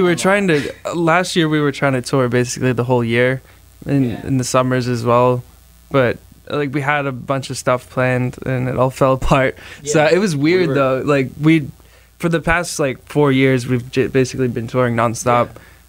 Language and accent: English; Scotland, United Kingdom; born there; I can't even legally run for president. I was born in Scotland, so I don't even know what I was doing.